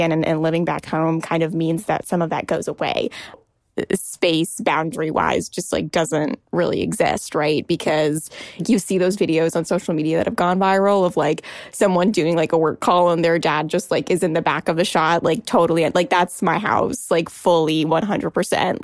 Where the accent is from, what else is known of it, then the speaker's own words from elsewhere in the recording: United States; also born or lived in Washington, D.C.; I'm Indian American, and I call my parents mom and dad. I am currently living in my childhood bedroom